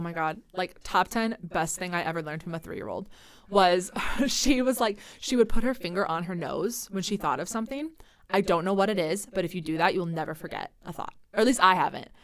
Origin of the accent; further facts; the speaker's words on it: Central Iowa, United States; moved away as an adult; now in Twin Cities, United States; But I used to live in Iowa, so I'm from Central Iowa